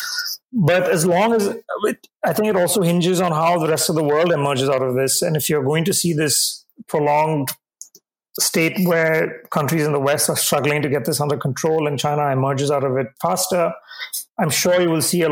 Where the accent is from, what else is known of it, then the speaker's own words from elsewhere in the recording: Tamil Nadu, India; my home state, Tamil Nadu